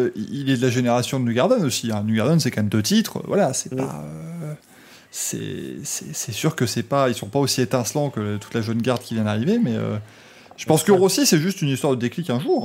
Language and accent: French; Belgium; je suis belge